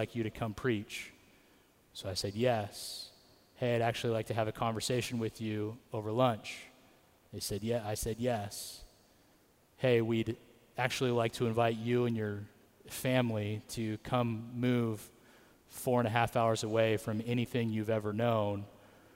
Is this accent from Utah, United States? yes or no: no; Atwater, California, United States; I grew up in Atwater